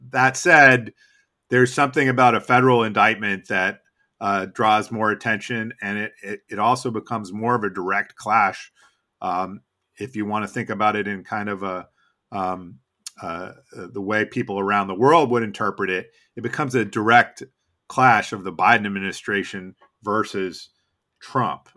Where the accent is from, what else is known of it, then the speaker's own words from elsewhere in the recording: Boston, Massachusetts, United States; now in Washington, United States; growing up in Boston